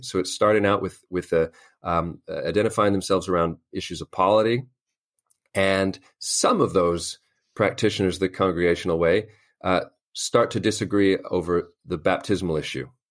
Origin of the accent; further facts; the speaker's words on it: Los Angeles, California, United States; moved away as an adult; also born or lived in Albany, Georgia / Northern Ireland; now in London, United Kingdom; I'm from Los Angeles, California originally